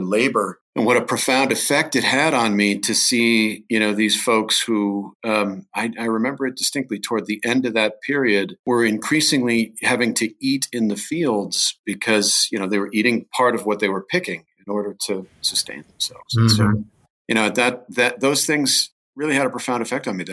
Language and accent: English; Norwalk, Ohio, United States; now in Colorado, United States; I grew up south of a town called Sandusky, Ohio, a little town called Norwalk